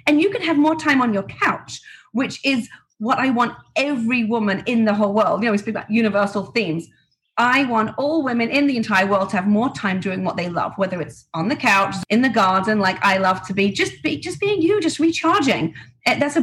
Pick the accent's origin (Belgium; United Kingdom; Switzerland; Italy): United Kingdom; England; moved away as an adult; now in Florida, United States; I grew up in England, very quiet home